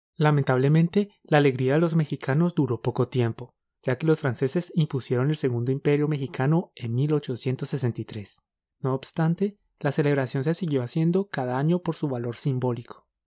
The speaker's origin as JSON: {"language": "Spanish", "country": "Colombia", "said": "Somos dos profes colombianos"}